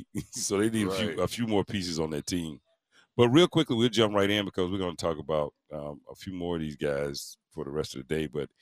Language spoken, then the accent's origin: English; Mississippi, United States; I'm from Long, Mississippi.